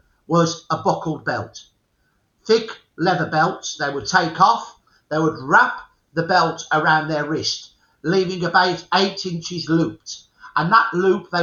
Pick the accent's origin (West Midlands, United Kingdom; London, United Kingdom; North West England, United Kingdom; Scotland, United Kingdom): West Midlands, United Kingdom; Birmingham; So Brummies take our name from the dialect name, Brummagem. We're Brummies from Brummagem.